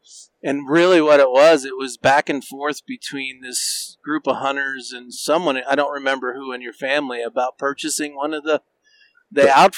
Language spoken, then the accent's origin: English; Pennsylvania, United States; moved away as an adult; also born or lived in Southern Wyoming / Pinedale, Wyoming; now in Wyoming, United States; I grew up in Pennsylvania and came out west because my dad used to come out hunting.